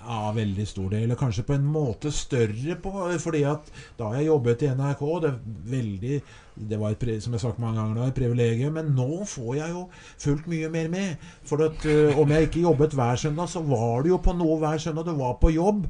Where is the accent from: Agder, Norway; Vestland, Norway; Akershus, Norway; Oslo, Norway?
Akershus, Norway; Skedsmo; ungdomsskolen hjemme i Skedsmo